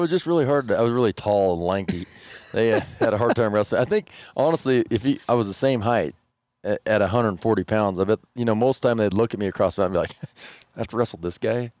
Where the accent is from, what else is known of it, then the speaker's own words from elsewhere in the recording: Moorcroft, Wyoming, United States; I'm from Warcroft.